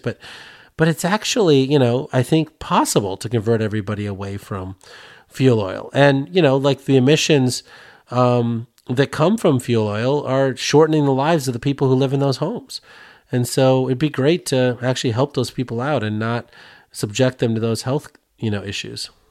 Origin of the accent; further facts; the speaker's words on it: Sterling, Illinois, United States; my hometown in Sterling, Illinois